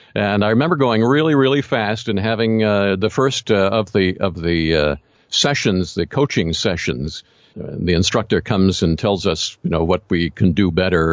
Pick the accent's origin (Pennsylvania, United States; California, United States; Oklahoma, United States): Pennsylvania, United States; Philadelphia; I grew up in the Philadelphia area